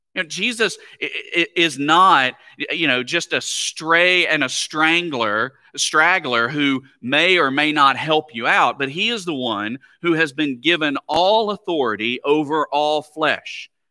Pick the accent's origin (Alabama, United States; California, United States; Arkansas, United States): Alabama, United States; moved away; having grown up, uh, in Alabama